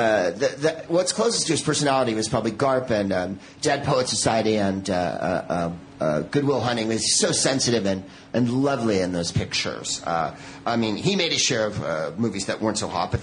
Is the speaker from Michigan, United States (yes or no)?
no; San Francisco, California, United States; I'm from San Francisco